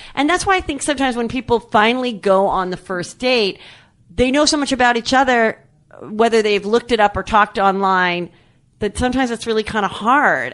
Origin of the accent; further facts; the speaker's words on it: Louisville, Kentucky, United States; I went to Louisville All Girl Catholic High School